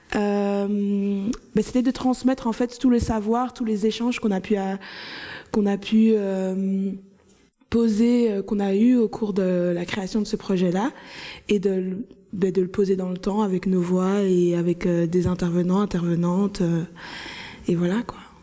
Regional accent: Anderlecht, Brussels-Capital Region, Belgium; Bruxelles, je dirais par exemple euh, Anderlecht, là où j'ai grandi

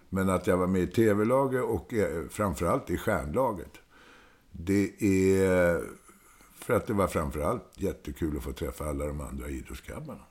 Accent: Stockholm, Stockholm County, Sweden; accent: Stockholmsdialekt; also born or lived in Södermalm, Stockholm; jag är ju född på Söder, men sen är jag ju uppväxt i Hässelbygård.

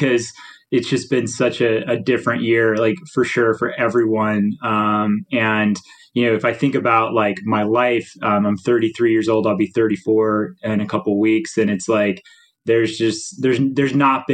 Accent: Nashville, Tennessee, United States; moved away; I'm from Nashville originally

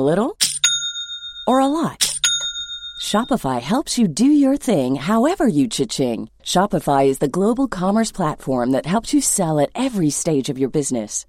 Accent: Jamaica; now in Houston, United States; as a Jamaican person

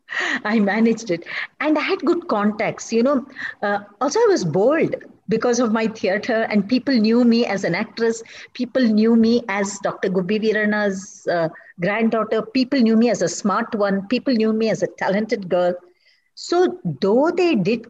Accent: Kannada, Karnataka, India; first language Kannada; English is a second language; Telugu, I can't enjoy it as much as my mother tongue. It's my mother tongue

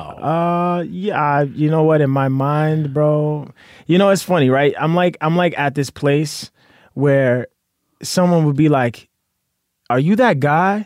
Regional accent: New York City, New York, United States; moved away as an adult; also born or lived in Astoria, Queens; now in Florida, United States; I grew up in Brooklyn

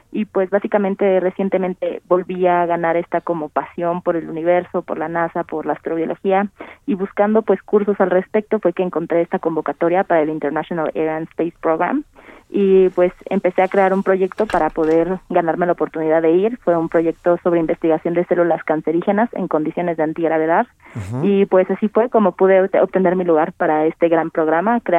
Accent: Mexico; de creer en el potencial que tenemos como mujeres mexicanas, como mujeres alrededor de todo el mundo.

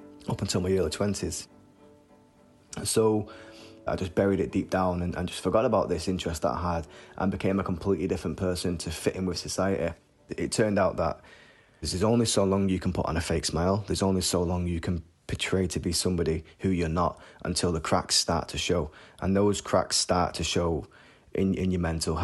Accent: Salford, North West England, United Kingdom; I grew up in Salford. It was considered one of the roughest areas in Manchester.

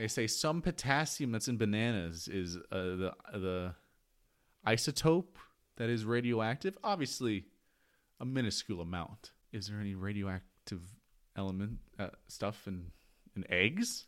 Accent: United States; I am an American.

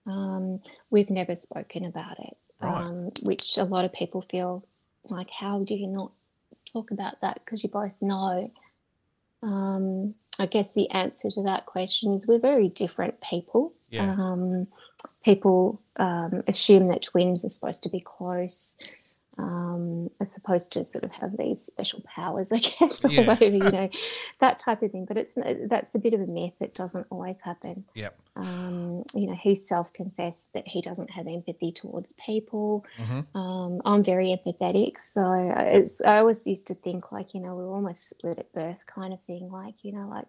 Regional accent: Melbourne, Victoria, Australia; I was born in Melbourne.

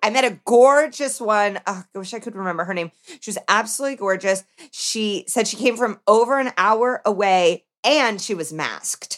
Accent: Indiana, United States; born or raised there; now in Los Angeles, United States

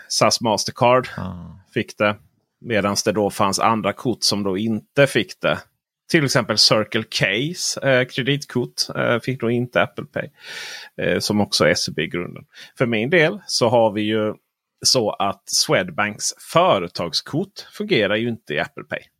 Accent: northern Blekinge, Sweden; also born or lived in southern Småland; där jag kommer ifrån i norra Blekinge, kommun, Blekinge län och södra Småland

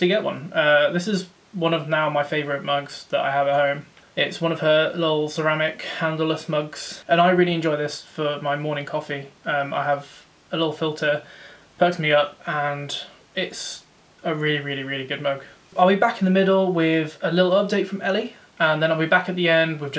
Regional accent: Rugby, West Midlands, United Kingdom; now in Coventry, United Kingdom; I'm from Rugby, but we're now living in Coventry.

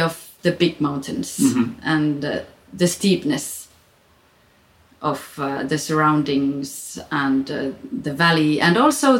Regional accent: Finland; moved away as an adult; also born or lived in Grenoble, France; now in Chamonix, France; When I got out of the regular school in Finland, when I was between 18 and 20

